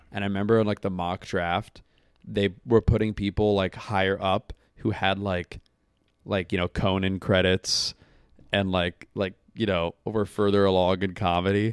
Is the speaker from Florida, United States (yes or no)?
yes; Tampa, Florida, United States; moved away; also born or lived in Pennsylvania; I grew up in Tampa